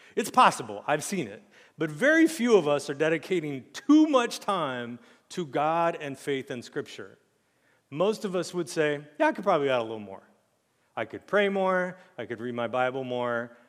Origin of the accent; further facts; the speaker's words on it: United States; as an American Christian